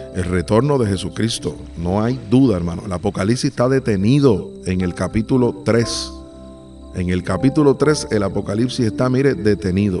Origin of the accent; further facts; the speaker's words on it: Puerto Rico; now in Uruguay; Soy de Puerto Rico